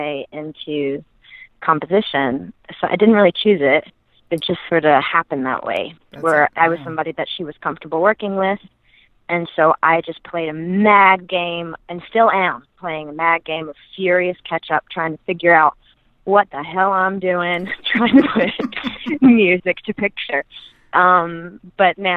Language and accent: English; Mississippi, United States; I grew up in Mississippi